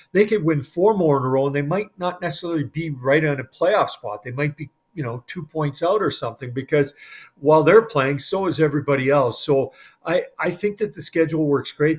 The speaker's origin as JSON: {"language": "English", "town": "Edmonton", "region": "Alberta", "country": "Canada", "tie": "born or raised there", "said": "I'm from Edmonton and, and grew up watching the Oilers and celebrated back then on Jasper Avenue"}